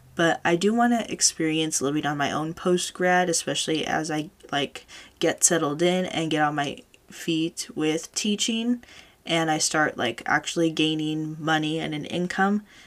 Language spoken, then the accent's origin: English; California, United States; I was born and raised here in California, this is the only state that I know